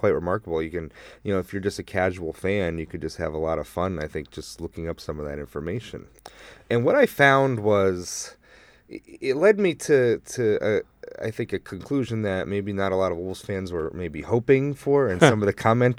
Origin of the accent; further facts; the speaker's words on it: Chicago, Illinois, United States; I came from Chicago, and so I'm well aware of the criticism that he rides his starters hard.